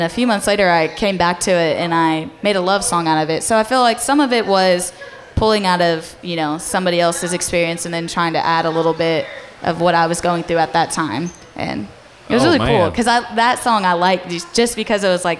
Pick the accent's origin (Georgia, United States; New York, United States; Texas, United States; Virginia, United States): Texas, United States; Brenham; moved away as an adult; now in Fort Worth, United States; I played a lot in my hometown. So anywhere in Brenham, I would be playing